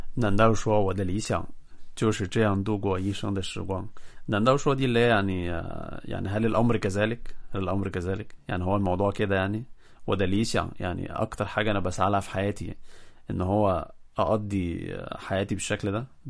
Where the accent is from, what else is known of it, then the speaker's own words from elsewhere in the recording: Egypt; عندنا في مصر